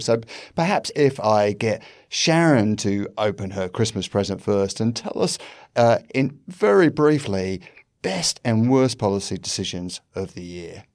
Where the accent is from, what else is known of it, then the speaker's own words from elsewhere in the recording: United Kingdom; now in Australia; As a British person